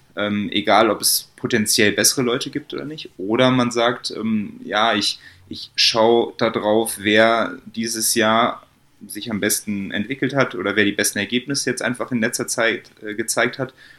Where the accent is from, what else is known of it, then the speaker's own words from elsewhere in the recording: Bonn, North Rhine-Westphalia, Germany; moved away as an adult; now in Munich, Germany; ich komme ursprünglich aus Bonn, ähm, wohne jetzt aber schon seit über vier Jahren